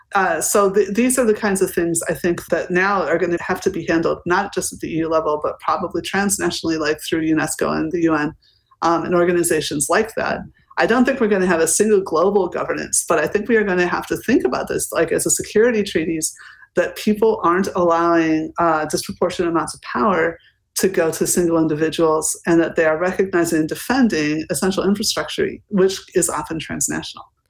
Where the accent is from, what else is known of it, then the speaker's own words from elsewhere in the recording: United States; now in Berlin, Germany; I also see this as an American citizen with also British citizenship, which I took in order to have E U citizenship, sitting in Berlin